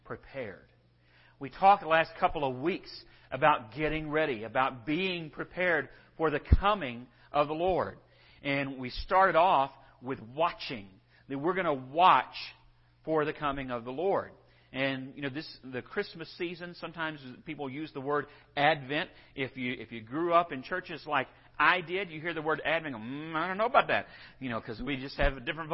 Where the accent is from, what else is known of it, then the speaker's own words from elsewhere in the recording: West Texas, United States; also born or lived in Bonham, Texas; I'm from West Texas